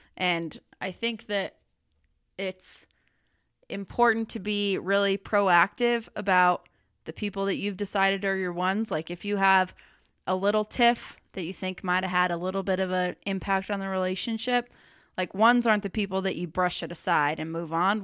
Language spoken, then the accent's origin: English; United States; I'm an American